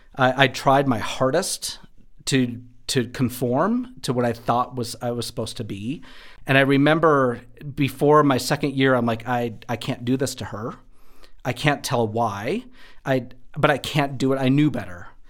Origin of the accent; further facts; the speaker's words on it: Wadena, Minnesota, United States; moved away as an adult; also born or lived in Texas; now in Denver, United States; I grew up in West Central Rural Minnesota, a little town named Wadena, Minnesota